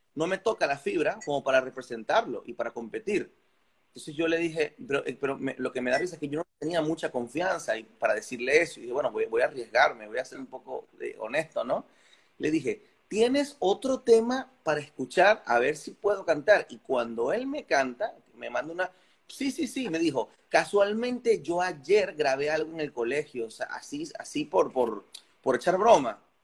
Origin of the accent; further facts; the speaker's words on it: Carora, Lara, Venezuela; técnicamente soy larense, pero mi natalicio es, caroreño. Yo nací en mi pueblito de Carora